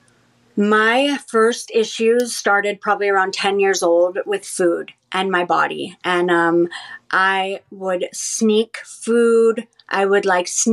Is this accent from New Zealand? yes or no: no; Southern California, United States; growing up in Southern California, which is where I'm from